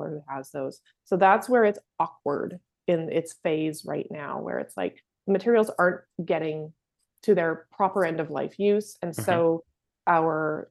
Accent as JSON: {"language": "English", "town": "Maple Ridge", "region": "British Columbia", "country": "Canada", "tie": "born or raised there", "said": "growing up in Maple Ridge"}